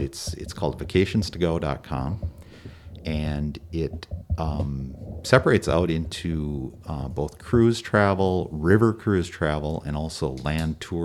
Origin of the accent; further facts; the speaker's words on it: Minnesota, United States; We're from Minnesota